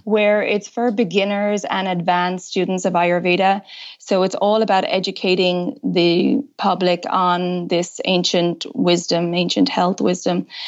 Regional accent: Ireland; also born or lived in United States; now in France; I'm originally from Ireland.

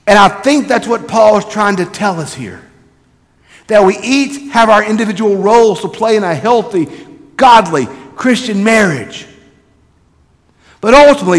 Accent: South Mississippi, United States; also born or lived in Ripley, Mississippi / Petal, Mississippi; we're from South Mississippi

